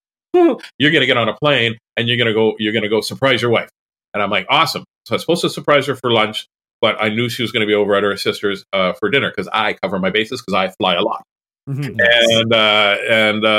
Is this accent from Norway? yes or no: no; Canada; I'm a Canadian comedian.